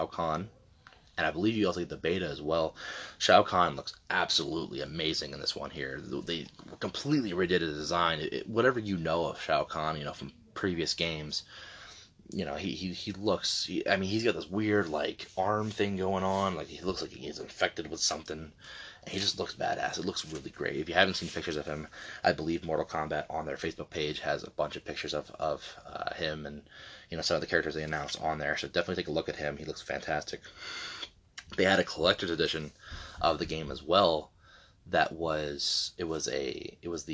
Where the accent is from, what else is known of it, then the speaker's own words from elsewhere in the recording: Delaware, United States; moved away; where I'm from. Not at the moment, but born and raised in Delaware